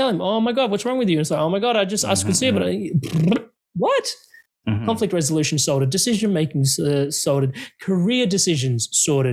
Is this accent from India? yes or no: yes; India; I know I'm Indian